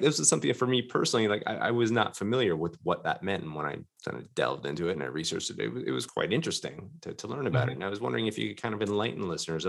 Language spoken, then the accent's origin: English; Canada; now in Japan; being from Canada myself